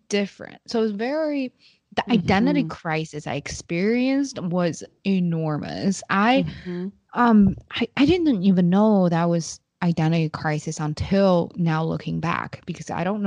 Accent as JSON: {"language": "English", "region": "Beijing", "country": "China", "tie": "born or raised there", "moved": "yes", "said": "I grew up knowing that I'm from Beijing"}